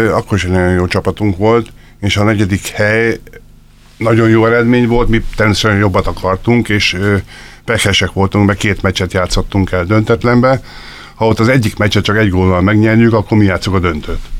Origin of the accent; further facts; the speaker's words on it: Tápé, Csongrád-Csanád, Hungary; tápén nevelkedtem, erre büszke is vagyok